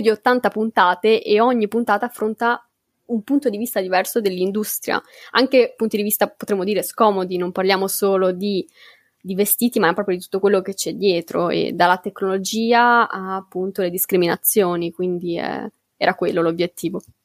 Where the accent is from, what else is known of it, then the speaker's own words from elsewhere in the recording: Bologna, Emilia-Romagna, Italy; Io sono di Bologna